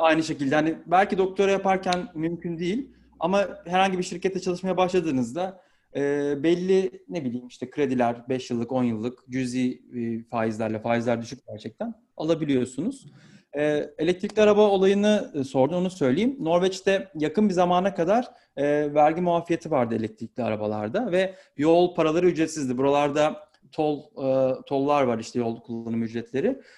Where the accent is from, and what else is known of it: Turkey; born or raised there; now in Norway